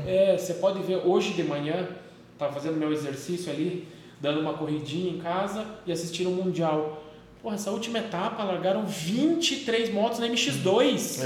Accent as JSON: {"language": "Portuguese", "country": "Brazil", "said": "a gente, como brasileiro"}